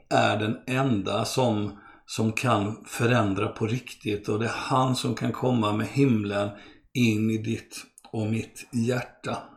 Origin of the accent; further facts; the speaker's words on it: Brazil; born there; Jag är eh, svensk, född av svenska föräldrar och eh, brasilianare för att jag föddes i Brasilien.